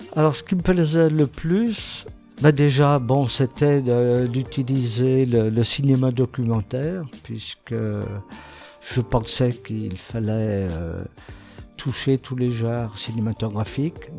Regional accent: Saint-Étienne, Auvergne-Rhône-Alpes, France; je suis né à Saint-Étienne et je continue de vivre à Saint-Étienne

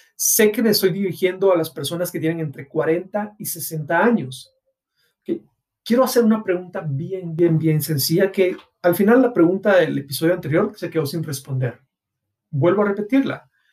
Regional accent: Guatemala; en mi país, Guatemala

